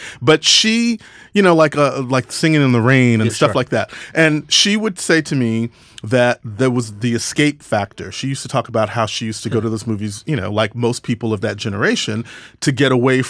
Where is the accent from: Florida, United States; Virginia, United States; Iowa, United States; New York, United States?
New York, United States; Brooklyn; born there; because I was born in Brooklyn, but I moved to Texas